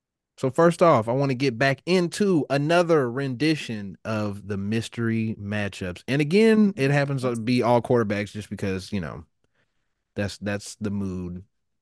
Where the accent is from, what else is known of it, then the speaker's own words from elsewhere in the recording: Kansas City, Kansas, United States; I'm from Kansas. What do you want me to do? I'm from Kansas City.